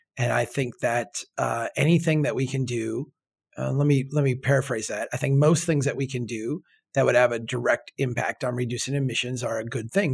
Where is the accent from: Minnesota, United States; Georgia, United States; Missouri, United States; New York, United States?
Minnesota, United States; I am a Minnesotan